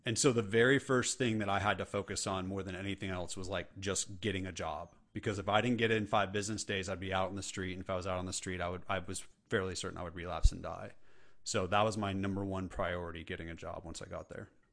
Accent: California, United States; now in the South, United States; I live in the South and I'm from California

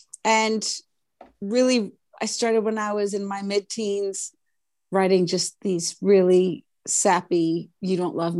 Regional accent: Minnesota, United States; now in Nashville, United States; I come from Minnesota and I had a 6-piece band that was rocking and rolling up there.

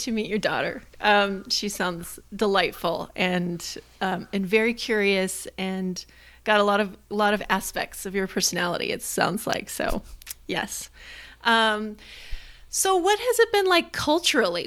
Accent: United States; as an American

